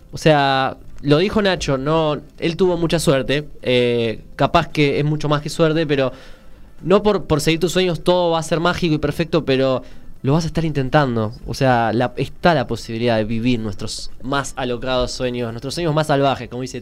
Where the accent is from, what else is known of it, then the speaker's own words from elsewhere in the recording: Argentina; porque yo necesito saber que voy a volver a mi amada Argentina, a mi tierra.